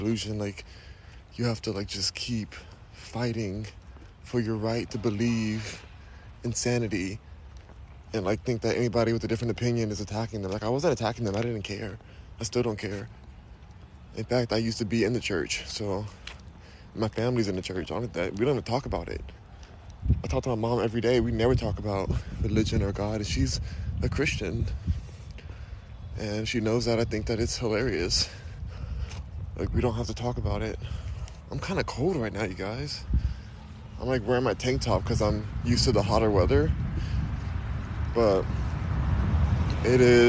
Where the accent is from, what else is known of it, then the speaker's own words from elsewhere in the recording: Los Angeles, California, United States; also born or lived in Houston, Texas; I'm from Los Angeles, but I'm in Houston, Texas right now